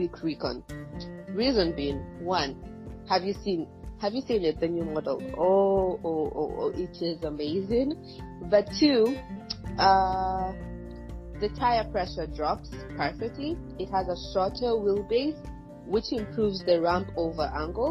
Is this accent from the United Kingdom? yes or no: no; Tanzania; I'm from Tanzania, it's Africa